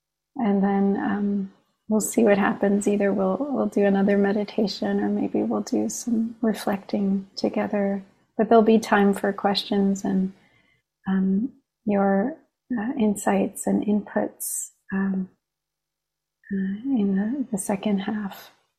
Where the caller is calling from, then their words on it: Long Island, New York, United States; I'm calling in from Long Island, the land of Munsee, Lenape, and Merrick peoples.